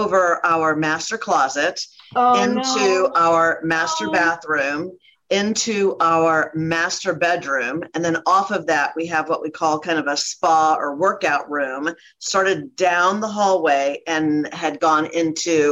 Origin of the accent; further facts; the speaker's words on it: Ohio, United States; now in Dallas, United States; I'm from Ohio